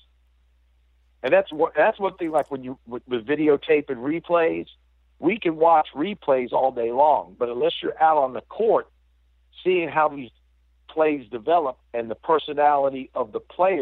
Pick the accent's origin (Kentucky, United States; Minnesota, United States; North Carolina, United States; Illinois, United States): North Carolina, United States; Durham; moved away; also born or lived in Chapel Hill, North Carolina; I grew up right on the borderline of Durham and Chapel Hill